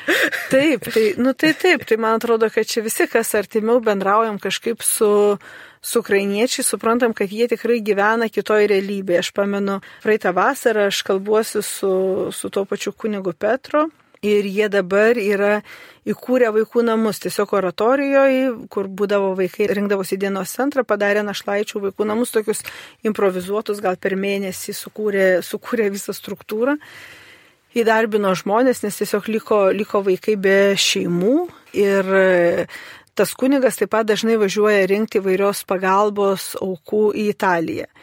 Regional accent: Lithuania

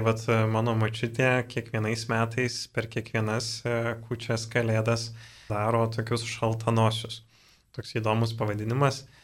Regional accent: Dzūkija, Lithuania; aš pats esu iš Dzukijos, tai vad seneliai, e, tėčio pusės irgi vad yra iš Dzukijos, toks krosnos e, miestelis yra

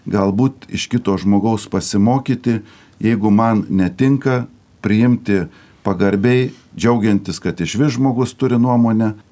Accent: Lithuania

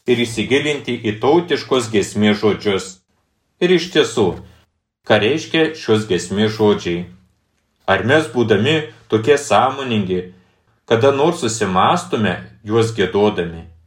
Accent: Lithuania; mes lietuviai

